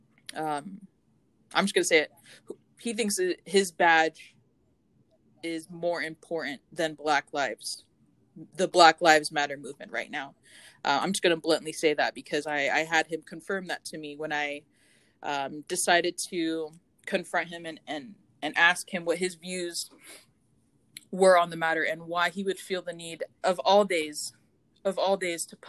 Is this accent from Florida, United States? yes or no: yes; Deltona, Florida, United States; I grew up in Central Florida, and I grew up in this small town in Deltona